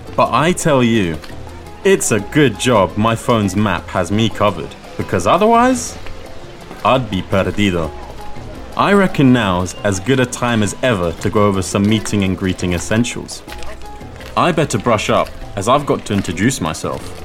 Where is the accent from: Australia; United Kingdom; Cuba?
United Kingdom; London; soy de Londres